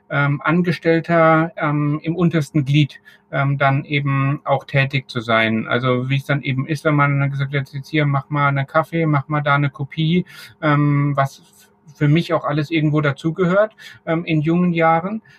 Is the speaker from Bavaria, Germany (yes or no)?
yes; Bavaria, Germany; Als, als Franke ist man ja